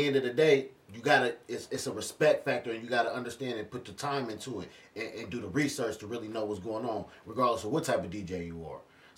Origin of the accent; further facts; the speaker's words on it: Dayton, Ohio, United States; I'm from Dayton, Ohio.